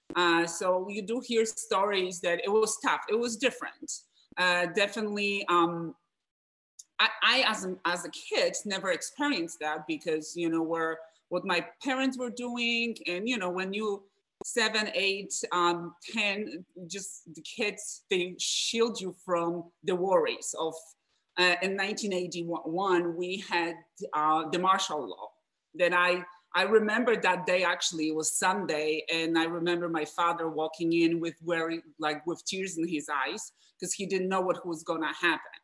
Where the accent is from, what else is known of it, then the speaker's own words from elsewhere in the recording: Wrocław, Lower Silesian Voivodeship, Poland; English is a second language; now in United States; So I'm from Poland, from Wrocław.